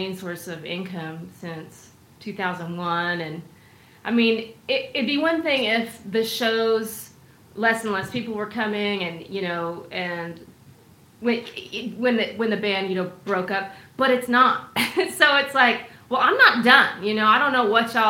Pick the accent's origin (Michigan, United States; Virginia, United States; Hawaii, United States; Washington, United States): Washington, United States; Seattle; moved away as an adult; now in Austin, United States; I'm from Seattle area.